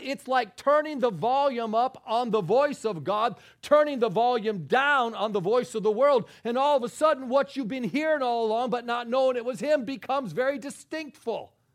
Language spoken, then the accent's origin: English; New York, United States; I'm a New Yorker